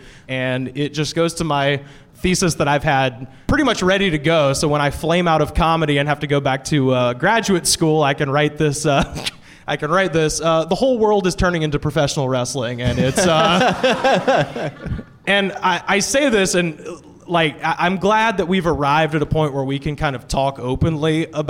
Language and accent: English; Auburn, Alabama, United States; so I grew up in Auburn, Alabama.